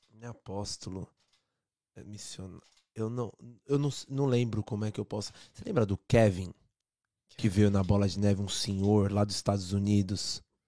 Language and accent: Portuguese; São Bernardo do Campo, São Paulo, Brazil; moved away as an adult; now in Toronto, Canada; sou de, é, de, São Bernardo, mas sempre trabalhei no centro ali